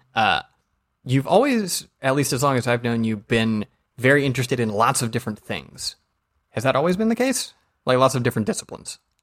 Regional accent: Georgia, United States; I'm from Georgia

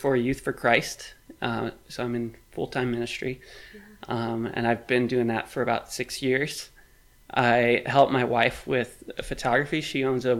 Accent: Bloomington, Illinois, United States; now in Peoria, United States; I'm from Bloomington, Illinois. I live in Peoria now.

